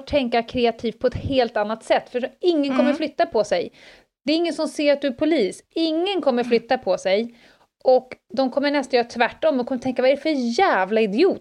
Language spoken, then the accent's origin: Swedish; Stockholm, Stockholm County, Sweden; det här fanns inte på Södermalm när jag växte upp